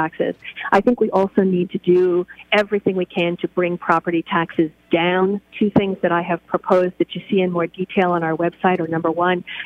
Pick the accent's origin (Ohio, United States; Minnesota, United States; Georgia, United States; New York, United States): New York, United States; New York City; moved away as an adult; now in Pittsburgh, United States; I grew up in New York City